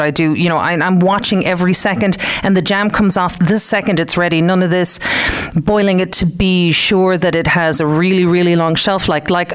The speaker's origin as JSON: {"language": "English", "area": "Clare", "region": "Munster", "country": "Ireland", "tie": "born or raised there", "also_born_or_lived": "Detroit, United States", "moved": "as an adult", "lives_now": "West Limerick, Ireland", "said": "I was born in Detroit, but I grew up in Clare, out the back of the airport. So I'm really from Clare, up the banner"}